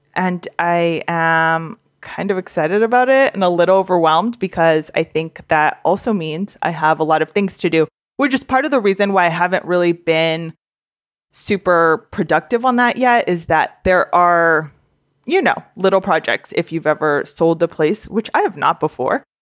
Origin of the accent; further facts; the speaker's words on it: Southern California, United States; I grew up in SoCal